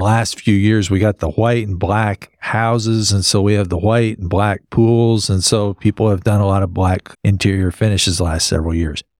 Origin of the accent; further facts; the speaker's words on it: West Texas, United States; I grew up in West Texas